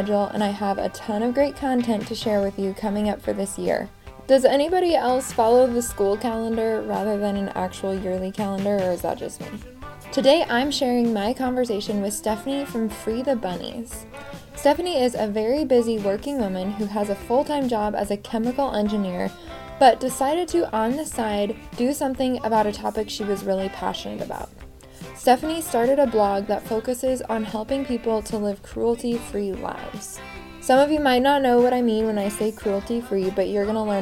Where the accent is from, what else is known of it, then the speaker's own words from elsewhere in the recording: West Coast, United States; I grew up on the West Coast